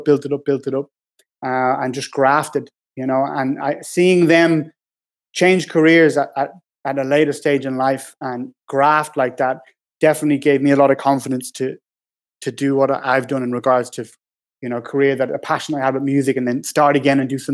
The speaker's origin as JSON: {"language": "English", "country": "Ireland", "tie": "born or raised there", "also_born_or_lived": "Ealing, London / Dublin", "moved": "as an adult", "lives_now": "London, United Kingdom"}